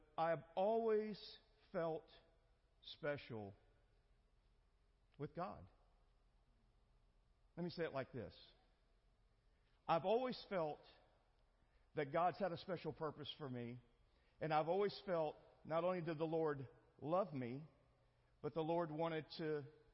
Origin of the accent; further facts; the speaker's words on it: El Campo, Texas, United States; also born or lived in Houston, Texas; I grew up in a small town called El Campo